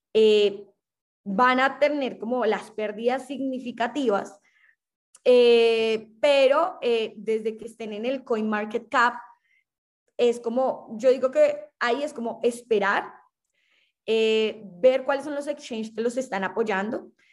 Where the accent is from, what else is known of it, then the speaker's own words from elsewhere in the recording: Colombia; siendo colombiana